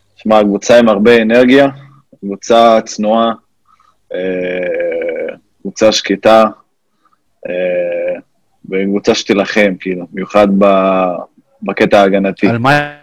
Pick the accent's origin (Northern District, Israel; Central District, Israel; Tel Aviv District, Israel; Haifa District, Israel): Haifa District, Israel; Fureidis; moved away as an adult; also born or lived in United States; פרדיס, זה ליד זיכרון יעקב